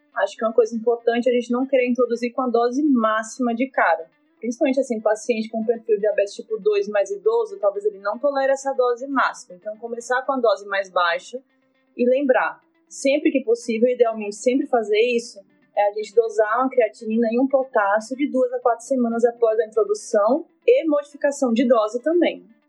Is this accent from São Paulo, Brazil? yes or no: no; Recife, Pernambuco, Brazil; Sou de Recife